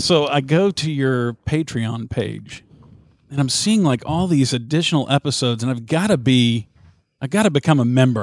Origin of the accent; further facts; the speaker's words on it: Southern United States, United States; accent: thick Southern; people there would always comment on my Southern accent.